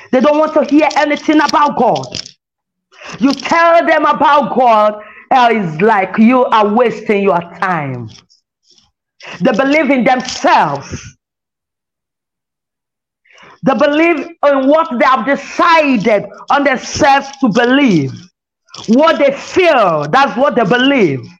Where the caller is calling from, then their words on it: Lagos, Nigeria; As I'm reaching you from Lagos, Nigeria, as many that hear my voice